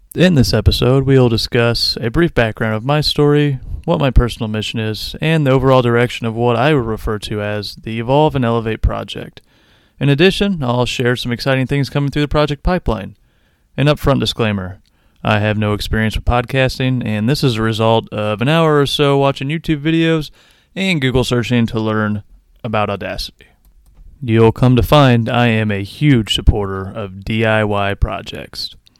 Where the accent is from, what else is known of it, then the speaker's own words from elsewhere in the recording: Quincy, Illinois, United States; also born or lived in Decatur, Illinois; I was born in Decatur, Illinois. My parents divorced at age three, and I was raised by my mother for the next ten years or so. We lived in poverty in the town of Quincy, Illinois.